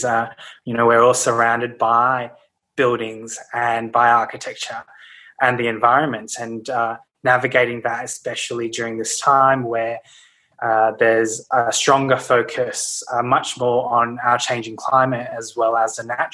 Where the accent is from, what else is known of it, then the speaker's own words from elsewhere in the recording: Brisbane, Queensland, Australia; moved away as an adult; now in Sydney, Australia; I grew up in Brisbane, actually, and moved to Sydney. To study university in Sydney, and I've been in Sydney ever since, so really for about 12 years now